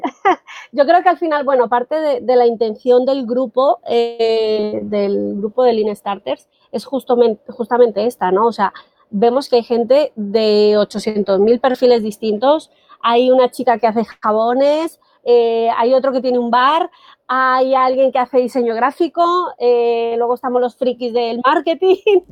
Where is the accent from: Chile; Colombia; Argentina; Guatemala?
Colombia; moved away as an adult; now in Spain; soy colombiana, ¿vale? Llevo 18 años y medio por aquí